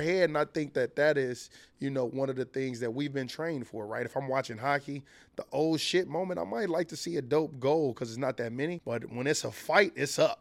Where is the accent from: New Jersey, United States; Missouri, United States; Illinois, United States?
Illinois, United States; Chicago; I'm from Chicago